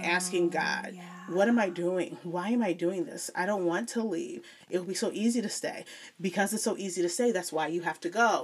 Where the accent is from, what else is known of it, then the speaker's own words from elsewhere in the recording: Joliet, Illinois, United States; moved away as an adult; now in Texas, United States; born and raised in Illinois, okay. in Joliet, Illinois